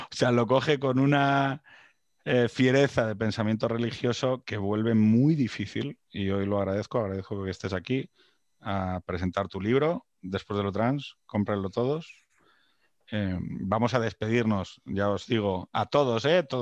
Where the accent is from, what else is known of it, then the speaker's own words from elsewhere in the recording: Jaén, Andalusia, Spain; Oiga, que soy de Jaén, pero que, soy algo más, ¿no? Que, andaluz.